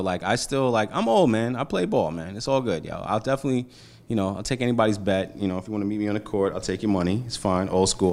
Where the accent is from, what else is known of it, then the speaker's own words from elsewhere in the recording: New York City, New York, United States; also born or lived in Montclair / Atlanta; I'm a Brooklyn kid, five four team in Row Street, crack epidemic, Bed Stuy, you know what I mean? One, one avenue off of Gates Ave, you know, like, I'm from Brooklyn